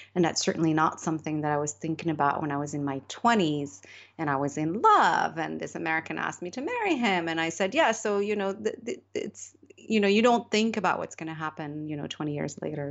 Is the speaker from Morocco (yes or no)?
yes; Morocco; I was born and raised in Morocco